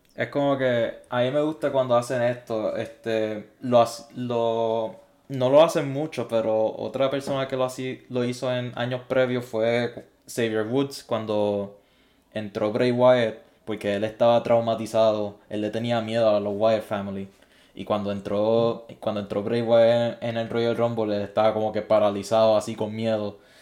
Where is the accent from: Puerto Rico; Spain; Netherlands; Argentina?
Puerto Rico; siendo puertorriqueño